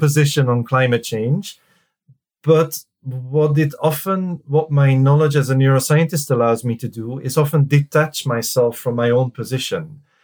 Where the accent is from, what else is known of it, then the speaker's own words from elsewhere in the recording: Belgium; moved away as an adult; also born or lived in Reading, United Kingdom; now in United Kingdom; I'm from Belgium originally, and I came to the UK uh-huh. in '99